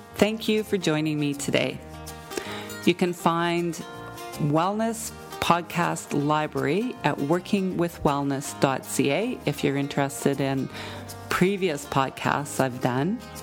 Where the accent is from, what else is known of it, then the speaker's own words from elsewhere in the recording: Jasper, Alberta, Canada; now in Vancouver, Canada; growing up in Jasper